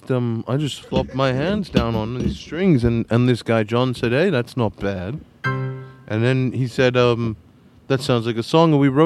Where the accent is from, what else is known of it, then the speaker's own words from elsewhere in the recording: Liverpool, North West England, United Kingdom; I just think we're four boys from Liverpool.